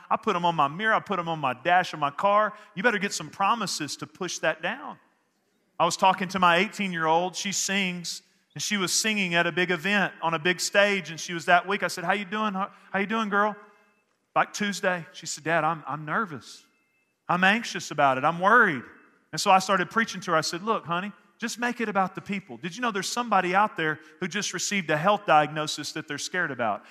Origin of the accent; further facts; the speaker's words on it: Northeast Texas, United States; where I grew up in Northeast Texas